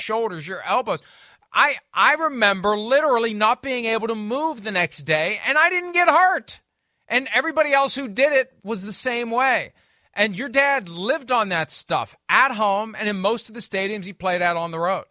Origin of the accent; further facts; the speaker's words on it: Wheeling, West Virginia, United States; as a kid growing up in Wheeling, West Virginia